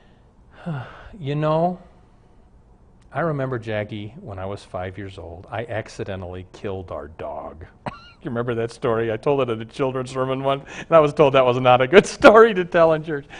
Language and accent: English; Omaha, Nebraska, United States; now in Minneapolis, United States; I grew up in Omaha